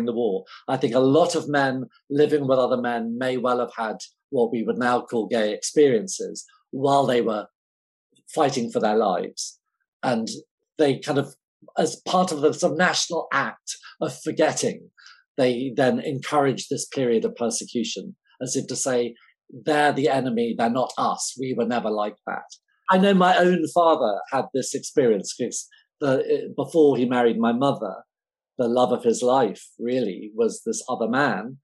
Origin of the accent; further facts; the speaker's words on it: England, United Kingdom; I'm English